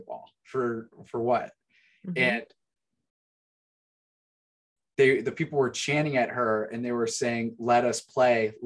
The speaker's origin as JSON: {"language": "English", "town": "Chicago", "region": "Illinois", "country": "United States", "said": "Gary and I we're from the Chicago area"}